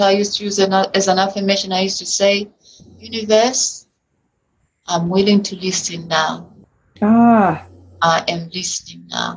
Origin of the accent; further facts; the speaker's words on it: United Kingdom; accent: British; my British accent